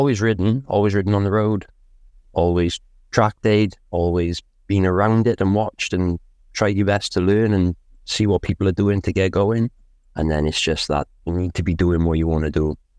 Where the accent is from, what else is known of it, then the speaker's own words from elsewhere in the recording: Wales, United Kingdom; I'm 38 from Abervale in South Wales.